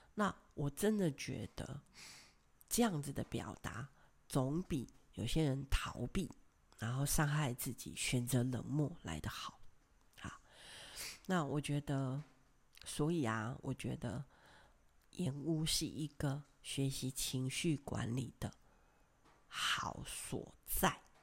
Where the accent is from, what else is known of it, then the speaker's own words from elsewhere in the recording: a small fishing village in Kaohsiung, Taiwan; 我的家乡是在高雄的一个小渔村，我在那里成长到十八岁